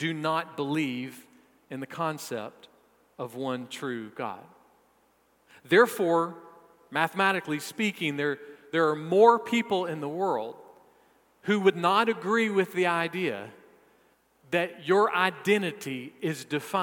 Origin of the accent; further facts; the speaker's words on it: South Carolina, United States; I am a South Carolinian.